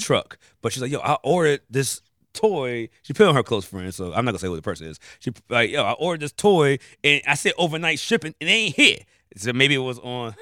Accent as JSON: {"language": "English", "region": "Maryland", "country": "United States", "said": "I'm from Maryland"}